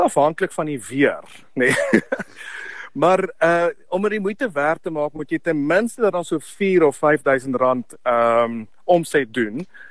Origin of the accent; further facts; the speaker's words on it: South Africa; ons as Afrikaners